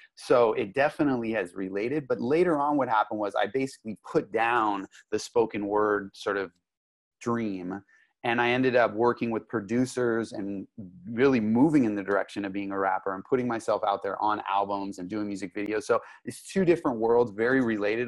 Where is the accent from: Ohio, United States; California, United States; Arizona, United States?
California, United States; Los Angeles; also born or lived in Santa Monica / Malibu; now in San Diego, United States; I grew up in Los Angeles. I grew up in Santa Monica, in Malibu, um, basically, oh, Hollywood Hills